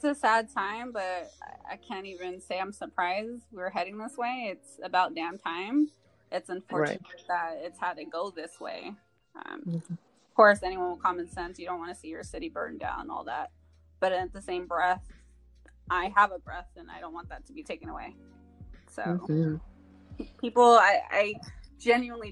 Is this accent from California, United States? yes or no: yes; San Diego, California, United States; I am born and raised in San Diego